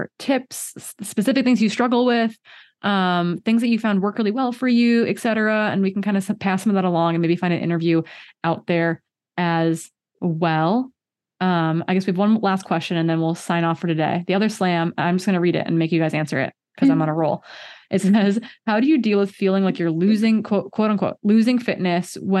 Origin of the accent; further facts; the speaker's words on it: Midwest, United States; as a Midwesterner